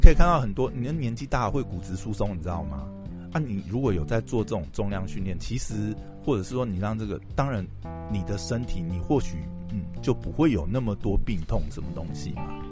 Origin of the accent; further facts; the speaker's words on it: Taiwan; 我们台湾人